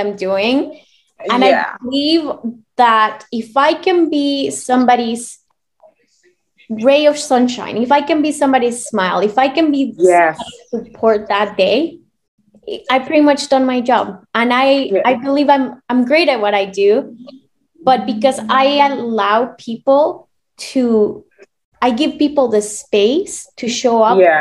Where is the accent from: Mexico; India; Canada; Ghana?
Mexico; moved away; I'm from Mexico originally